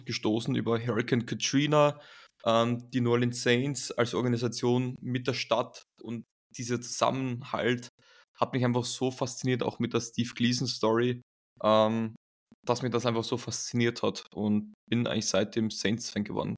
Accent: Graz, Styria, Austria; in meiner Heimatstadt Graz im Süden von Österreichs

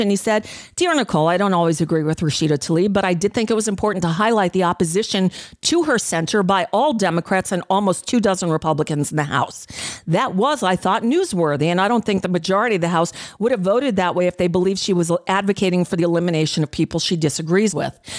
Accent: United States; As an American Jew

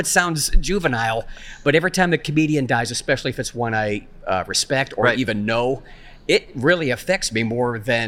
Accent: Ohio, United States; Northeast Ohio, Akron, Canton, Cleveland.

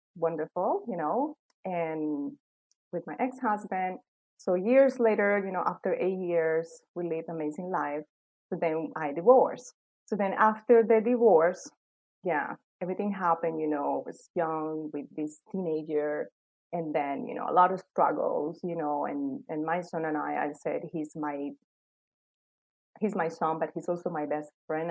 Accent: Cali, Valle del Cauca, Colombia; moved away as an adult; now in United States; I grew up in Colombia. Um, I was living there in Cali also same time. I moved to the US in 2005

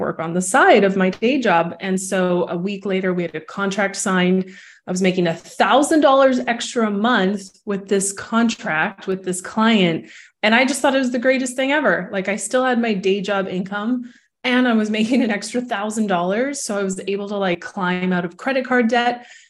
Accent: Vancouver, British Columbia, Canada; moved away as an adult; also born or lived in Toronto, Canada / Mexico; now in Barcelona, Spain; I'm from Vancouver, Canada, and left Vancouver as a young adult, spent 13 years in Toronto.

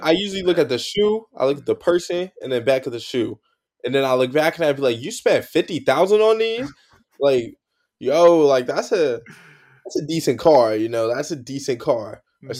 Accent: California, United States; now in New Jersey, United States; I grew up in California

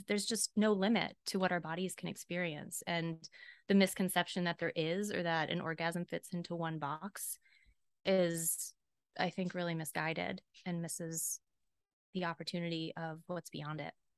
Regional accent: Southeast, United States; I was raised in the Southeast

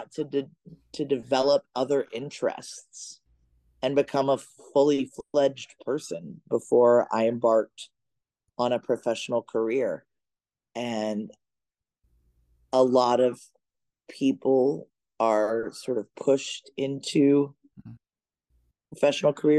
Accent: Arkansas, United States; moved away as an adult; now in New York, United States; I grew up in the South

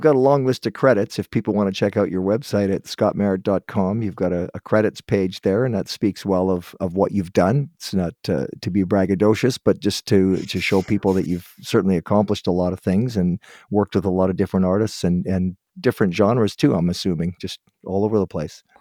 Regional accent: Guelph, Ontario, Canada; Guelph, Ontario, that's my hometown, that's where I was born.

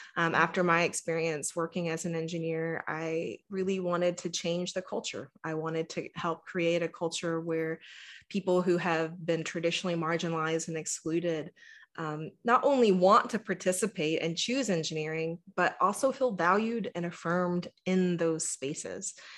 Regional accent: Texas, United States; I am born and raised in Texas, and, you know, my experience growing up in the South

